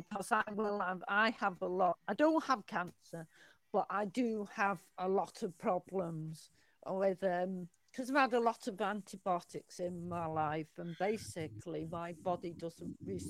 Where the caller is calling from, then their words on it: England, United Kingdom; I'm calling from England.